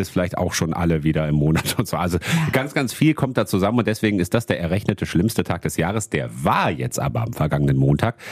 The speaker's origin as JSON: {"language": "German", "town": "Wuppertal", "region": "North Rhine-Westphalia", "country": "Germany", "said": "bei uns in Wuppertal"}